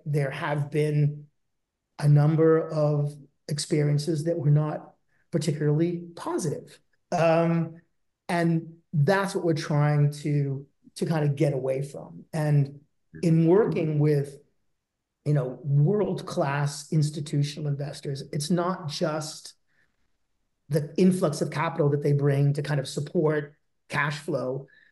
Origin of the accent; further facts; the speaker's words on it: Boston, Massachusetts, United States; moved away as an adult; also born or lived in London; I was born and raised in Boston